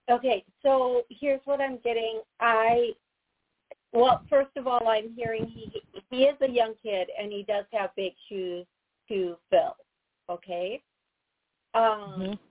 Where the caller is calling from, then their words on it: Florida, United States; I'm calling from Florida.